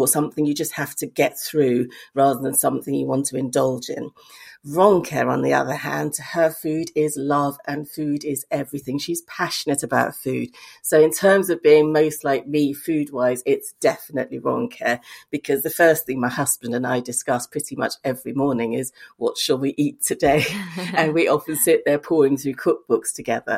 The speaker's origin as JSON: {"language": "English", "region": "Lagos", "country": "Nigeria", "tie": "born or raised there", "also_born_or_lived": "Bristol, United Kingdom", "moved": "yes", "said": "growing up in Lagos with my English mother"}